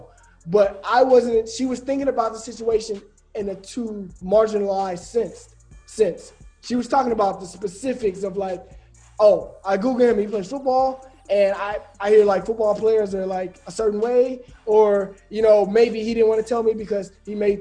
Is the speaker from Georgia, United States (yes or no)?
no; Birmingham, Alabama, United States; I'm from Birmingham, Alabama